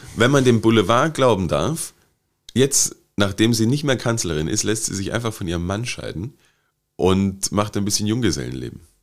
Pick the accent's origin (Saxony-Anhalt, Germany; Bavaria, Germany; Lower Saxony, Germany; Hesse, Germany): Saxony-Anhalt, Germany; Wittenberg; born or raised there